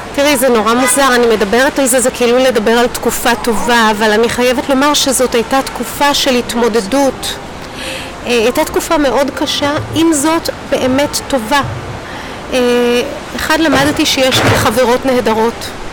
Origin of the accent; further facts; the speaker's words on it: Rishon LeZion, Central District, Israel; also born or lived in Hadassim; ואנחנו מרמת אליהו